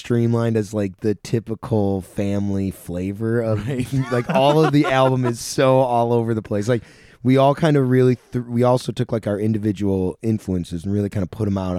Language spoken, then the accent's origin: English; Sackets Harbor, New York, United States; It's a place in my hometown, which was the comedy club, but it's an awesome old theater.